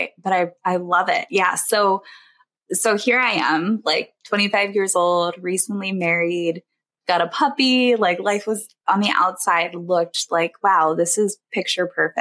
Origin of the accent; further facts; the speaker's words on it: East Coast, United States; moved away as an adult; also born or lived in Illinois; we moved from Illinois back to the East Coast where we're from originally